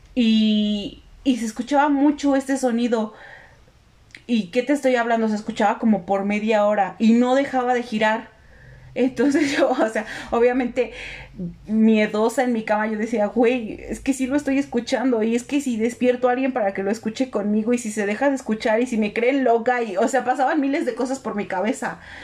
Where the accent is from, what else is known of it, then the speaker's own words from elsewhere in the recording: Mexico; los mexicanos somos como los cangrejos